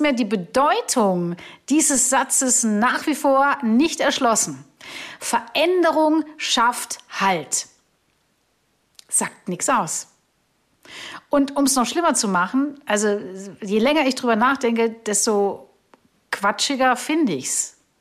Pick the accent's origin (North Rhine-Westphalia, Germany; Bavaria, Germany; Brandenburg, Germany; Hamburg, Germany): Bavaria, Germany; Augsburg; da war ich in Augsburg unterwegs, meiner Heimatstadt